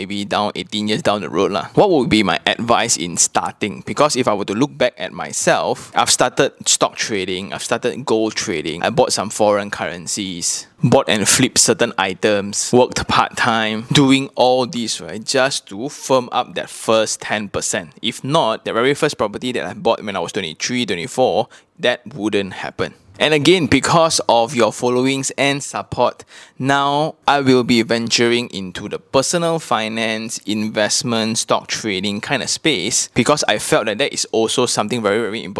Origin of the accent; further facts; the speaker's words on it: Malaysia; accent: Manglish; my English speaking accent, my Manglish